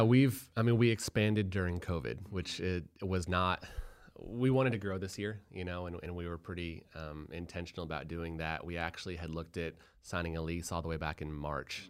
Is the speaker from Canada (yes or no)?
no; Boulder, Colorado, United States; I'm from Boulder, Colorado